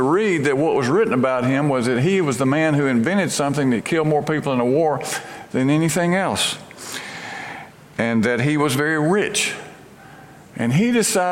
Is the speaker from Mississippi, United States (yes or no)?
yes; Brandon, Mississippi, United States; moved away as an adult; now in Memphis, United States; my hometown in Brandon, Mississippi